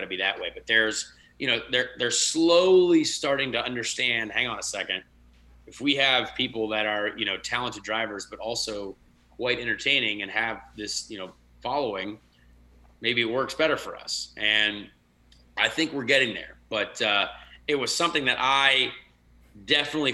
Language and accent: English; United States; they just looked at me as an American when I was over there